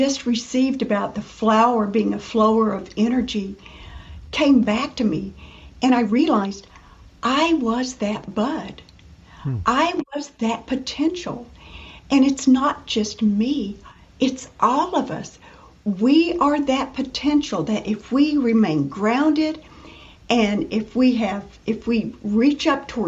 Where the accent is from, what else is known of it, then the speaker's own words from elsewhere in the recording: Western Kentucky, United States; moved away as an adult; now in Florida, United States; I grew up in Western Kentucky